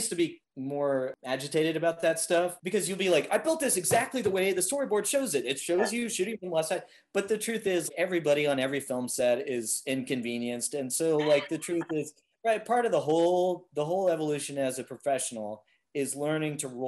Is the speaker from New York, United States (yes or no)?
no; Los Angeles, California, United States; I am from Los Angeles